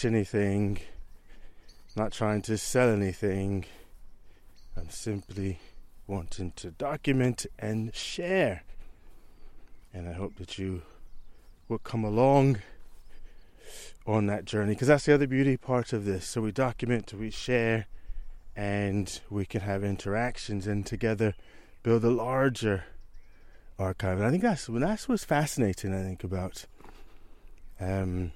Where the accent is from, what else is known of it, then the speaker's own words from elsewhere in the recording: United States; moved away as an adult; now in Southam, United Kingdom; I'm an American transplant here in Southam. I've been living in Southam actually 16 years